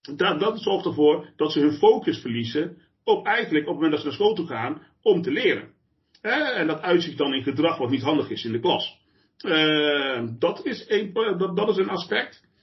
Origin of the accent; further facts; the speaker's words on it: Eindhoven, North Brabant, Netherlands; moved away as an adult; now in The Hague, Netherlands; ik kom oorspronkelijk ook eh, van buiten de Randstad. Eh, ik kom uit Eindhoven